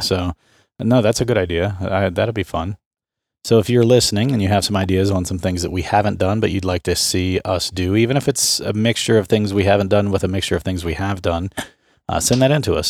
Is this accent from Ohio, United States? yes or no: yes; Southeastern Ohio, United States; I grew up in Southeastern Ohio